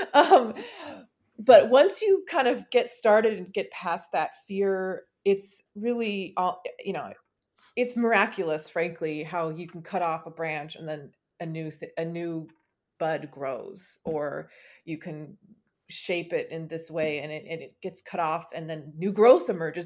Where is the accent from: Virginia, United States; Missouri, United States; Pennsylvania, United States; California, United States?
California, United States; growing up in California